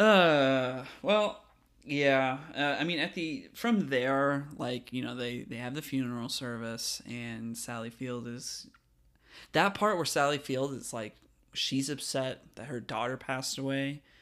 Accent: California, United States; now in Virginia, United States; I grew up in California

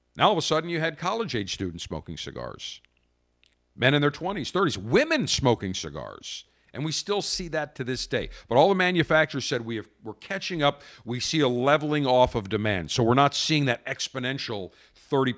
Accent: Buffalo, New York, United States; now in Tampa, United States; I'm from Buffalo

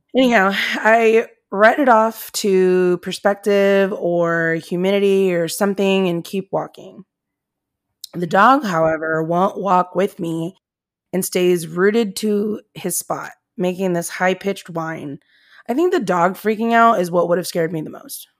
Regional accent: Comstock, United States; where I grew up in Comstock

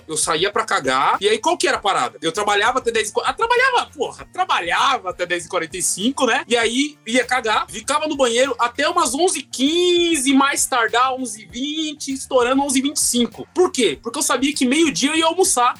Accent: Osasco, São Paulo, Brazil; Sou de Osasco, mano. Sou de Osasco.

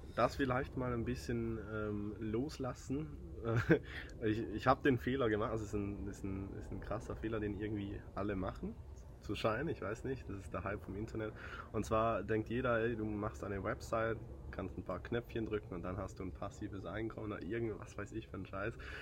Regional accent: southern Switzerland, Switzerland; accent: Swiss; Ich bin Schweizer aus dem Süden

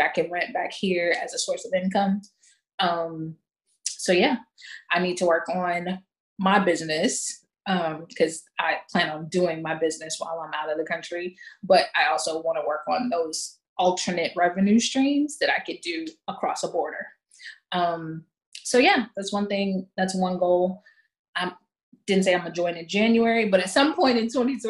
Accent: United States; as an American

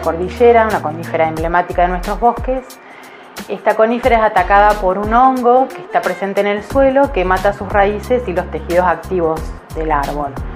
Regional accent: Esquel, Chubut, Argentina; moved away as an adult; also born or lived in Córdoba, Argentina; Soy patagónica, nacida en Esquel, así que después de unos años de estar en Córdoba decidí volver

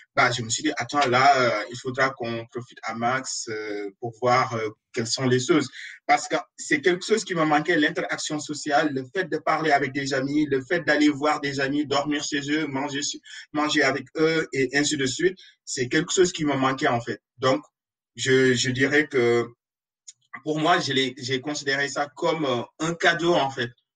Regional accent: Senegal; moved away; je suis sénégalais

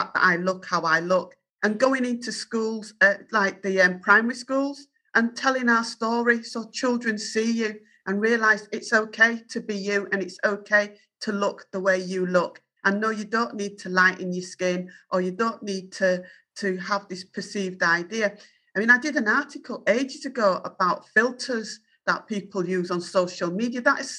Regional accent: Yorkshire and the Humber, United Kingdom; accent: Yorkshire; my Yorkshire accent

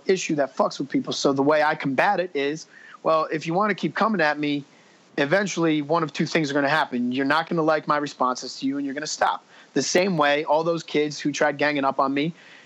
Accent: New Jersey, United States; I'm from Jersey.

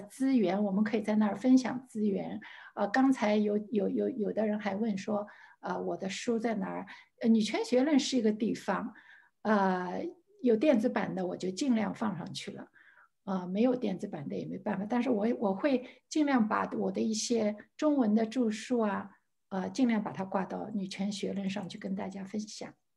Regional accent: Shanghai, China; 我在上海出生，上海长大

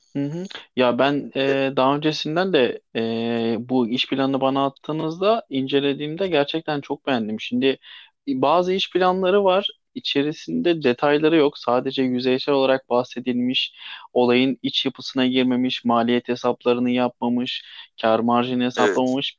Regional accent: Thrace, Turkey; Kendim e, Trakyalıyım. Kırklareli Edirne

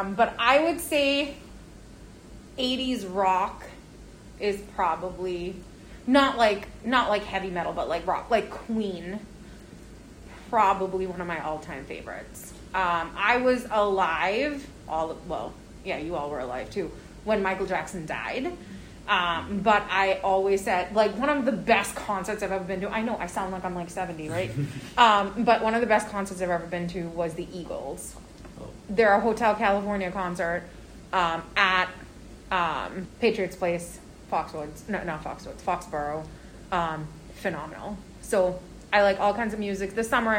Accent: India; moved away as an adult; now in United States; I grew up in India in the 90s

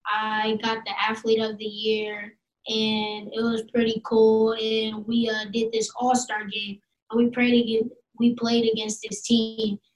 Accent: Columbus, Ohio, United States; I'm 9 years old, and I'm from Columbus, Ohio.

